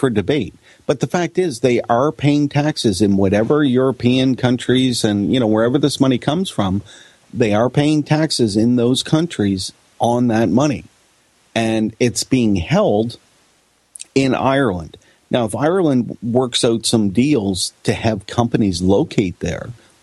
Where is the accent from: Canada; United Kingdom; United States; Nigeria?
Canada